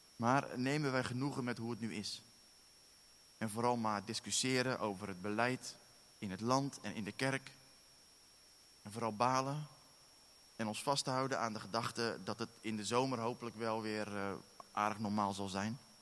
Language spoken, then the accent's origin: Dutch; Netherlands; now in Werkendam, Netherlands; wij zijn Nederlanders.